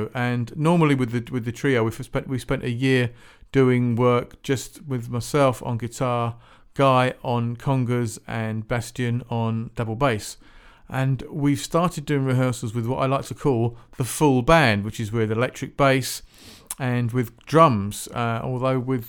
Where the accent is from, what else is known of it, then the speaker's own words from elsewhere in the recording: Shepperton, South East England, United Kingdom; also born or lived in near Woking; I used to live near Woking, actually. I was born and brought up in Shepparton